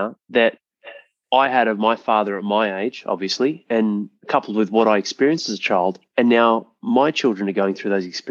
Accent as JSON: {"language": "English", "town": "Penrith", "region": "New South Wales", "country": "Australia", "tie": "born or raised there", "moved": "yes", "said": "I went past my hometown. I grew up in Penrith."}